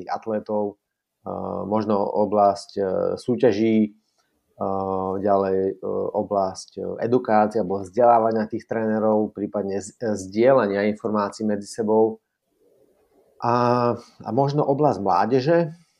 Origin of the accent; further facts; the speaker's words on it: Slovakia; now in Prague, Czech Republic; pritom som Slovák